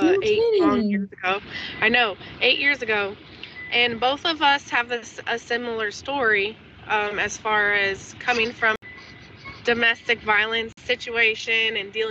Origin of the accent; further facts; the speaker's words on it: California, United States; now in Edmond, United States; I'm from California, and I got 5 children